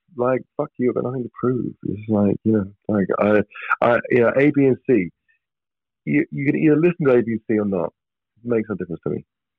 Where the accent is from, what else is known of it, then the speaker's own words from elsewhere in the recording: England, United Kingdom; being English and part of our culture is we people are transparent to us